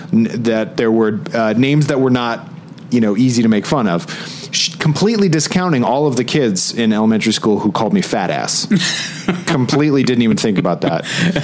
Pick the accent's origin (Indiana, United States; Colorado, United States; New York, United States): Colorado, United States; growing up in Colorado, as I did, there was a newscaster in one of the local stations, a lady named Kyle Dyer.